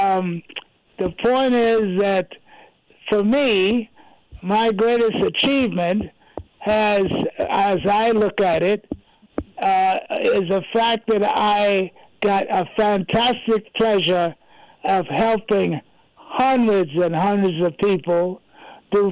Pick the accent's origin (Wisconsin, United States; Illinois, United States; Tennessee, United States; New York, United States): New York, United States; New York City; where I grew up in New York, I grew up in an area what they call now Sugar Hill